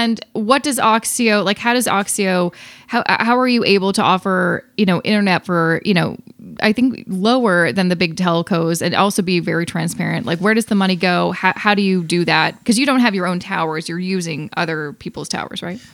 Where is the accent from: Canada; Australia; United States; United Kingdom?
Canada; Vancouver, British Columbia; now in Toronto, Canada; I'm originally from Vancouver